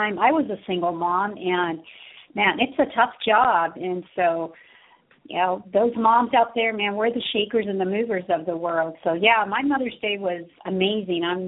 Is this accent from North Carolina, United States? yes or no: no; Southern California, United States; I was born and raised in here in Southern California